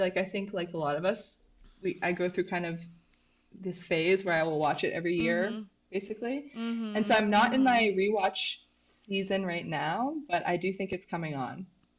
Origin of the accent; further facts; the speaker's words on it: Canada; also born or lived in Victoria, BC; now in Montreal, Canada; Okay, yes, so I'm a student. I am Canadian.